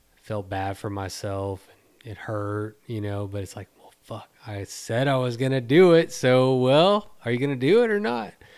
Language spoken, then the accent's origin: English; Texas, United States; being a Texan